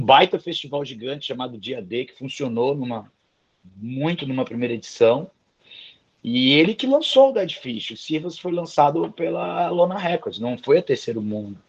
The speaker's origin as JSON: {"language": "Portuguese", "town": "Vitória", "region": "Espírito Santo", "country": "Brazil", "tie": "born or raised there", "said": "Eu sou capixaba de Vitória, nascido e criado"}